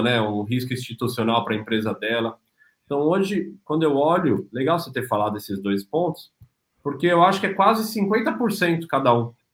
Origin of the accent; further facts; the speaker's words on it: São Paulo, Brazil; now in Cascais, Portugal; cresci em São Paulo